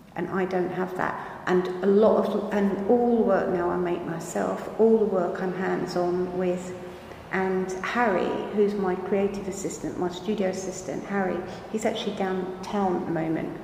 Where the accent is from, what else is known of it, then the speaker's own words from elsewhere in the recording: Margate, South East England, United Kingdom; I come from Margate. Margate is 19, 18 miles away from the French coast.